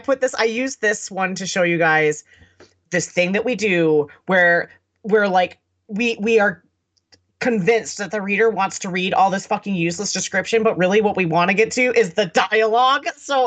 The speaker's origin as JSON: {"language": "English", "region": "Mississippi", "country": "United States", "tie": "born there", "said": "You know, my family was Southern. I was born in Mississippi."}